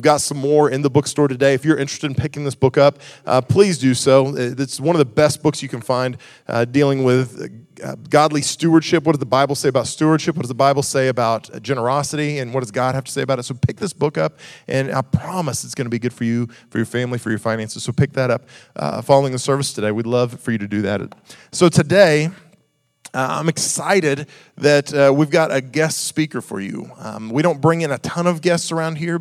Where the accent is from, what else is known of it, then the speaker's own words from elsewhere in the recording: Western Pennsylvania, United States; we're Western PA